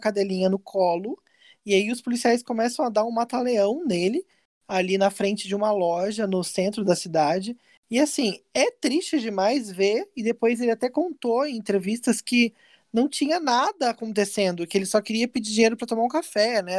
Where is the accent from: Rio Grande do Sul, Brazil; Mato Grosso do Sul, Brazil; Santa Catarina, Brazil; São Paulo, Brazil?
São Paulo, Brazil; São José dos Campos; lá na minha cidade, onde eu nasci, São José dos Campos